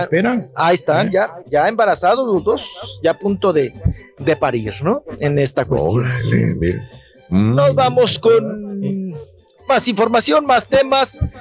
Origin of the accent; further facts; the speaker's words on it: Delicias, Chihuahua, Mexico; presidente municipal también de Delicias de mi pueblo, de Delicias Chihuahua